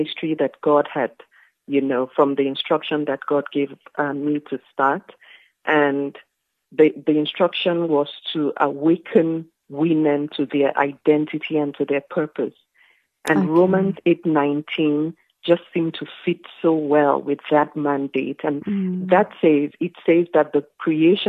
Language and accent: English; Nigeria; moved away as an adult; now in South Africa; I am Nigerian. I have lived in South Africa for close to 20 years now